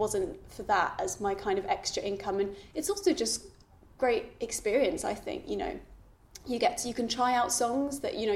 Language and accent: English; London, United Kingdom; growing up in London, you don't necessarily have that sort of traditional folky scene